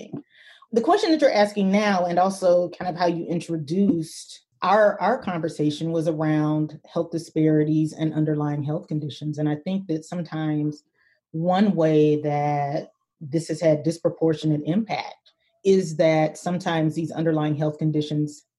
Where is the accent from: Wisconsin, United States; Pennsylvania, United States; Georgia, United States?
Georgia, United States; Albany; moved away; my hometown of 70, 75-ish thousand people